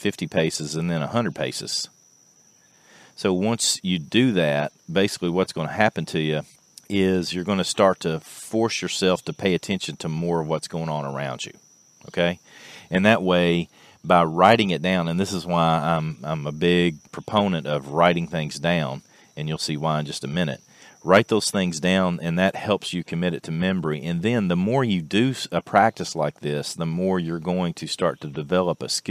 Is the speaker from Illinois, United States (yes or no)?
no; Clark County, Kentucky, United States; I'm from Clark County, Kentucky